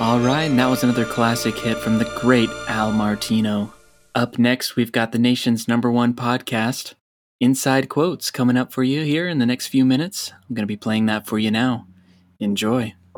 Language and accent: English; Florida, United States; growing up in Florida